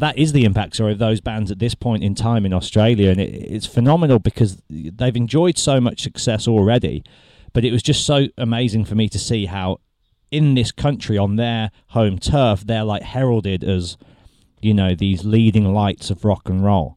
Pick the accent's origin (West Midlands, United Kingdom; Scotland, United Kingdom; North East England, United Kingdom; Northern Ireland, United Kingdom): West Midlands, United Kingdom; Birmingham; I'm from Birmingham